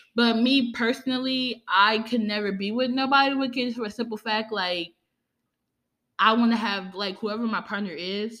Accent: New Orleans, Louisiana, United States; I'm from New Orleans, Louisiana

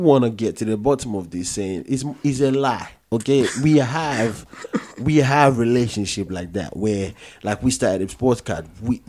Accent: Nigeria; moved away; I'm from Nigeria. But I like to believe I'm just from Africa.

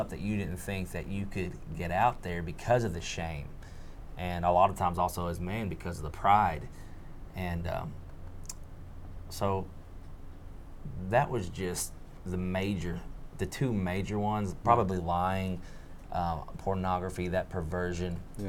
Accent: Pietermaritzburg, KwaZulu-Natal, South Africa; born there; I was born in Pietermaritzburg.

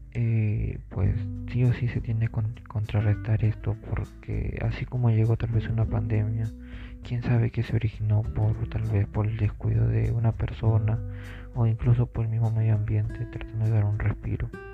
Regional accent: Peru; nosotros como peruanos

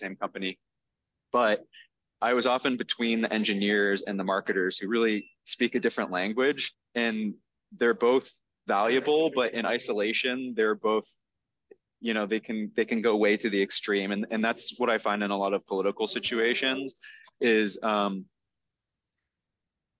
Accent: North Reading, Massachusetts, United States; now in Medford, United States; I grew up in North Reading

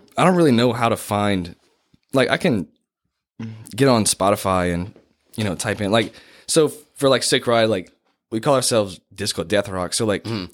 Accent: Kaplan, Louisiana, United States; I grew up in Kaplan

